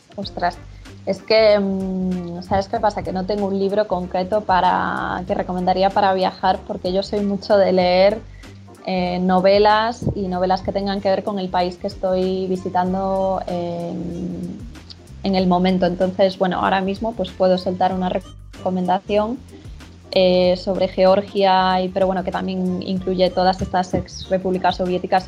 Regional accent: Spain; soy española.

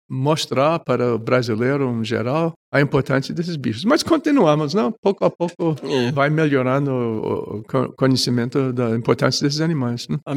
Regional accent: Carangola, Minas Gerais, Brazil; Na minha cidade natal tinha cinco espécies. Que, que cidade? Carangola

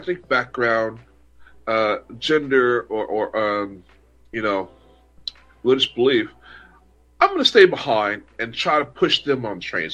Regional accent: United States; now in Poland; as an American

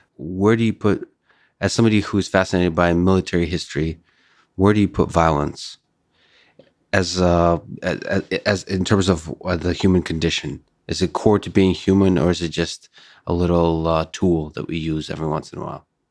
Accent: Moscow, Russia; moved away; So I was born in, uh, the Soviet Union. I was raised in Moscow.

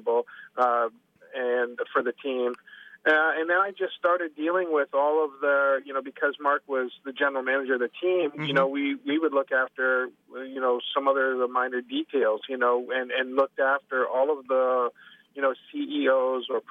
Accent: Canada; moved away; being Canadian

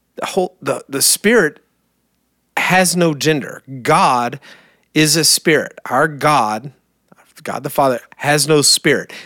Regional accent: Kentucky, United States; moved away; I barely speak English. I'm from Kentucky

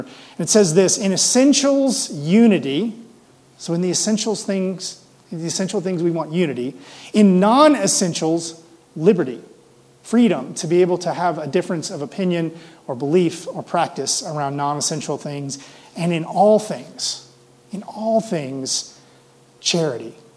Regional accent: Mississippi, United States; now in Denver, United States; I grew up in the South, in Mississippi.

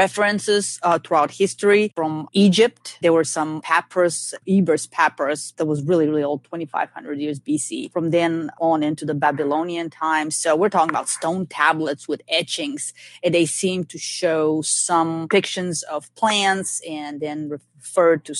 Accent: Bulgaria; now in Georgia, United States; when I was growing up in Bulgaria

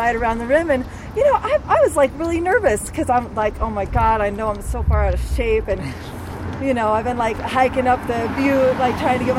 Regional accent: Eugene, Oregon, United States; I'm a Eugene native Oregonian

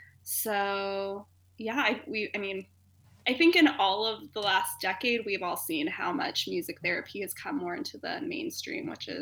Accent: Sacramento, California, United States; moved away as an adult; also born or lived in Chicago / Miami; now in Portland, United States; I'm from Sacramento, California.

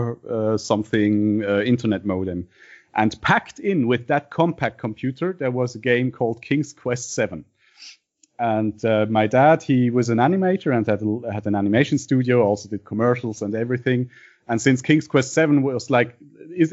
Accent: Basel, Basel-Stadt, Switzerland; English is a second language; I'm from Basel, Switzerland.

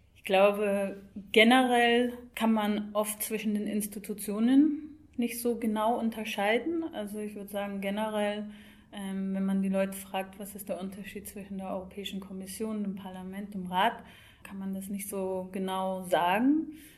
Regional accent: Scotland, United Kingdom; moved away; ich komme selbst aus Schottland

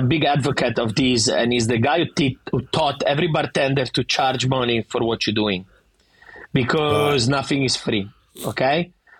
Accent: Sydney, New South Wales, Australia; accent: Italian; I go there, where are you from? Sydney. Yeah, you don't sound Australian. No shit, I don't sound Australian. I have the fucking thickest Italian accent ever, but I want to represent.

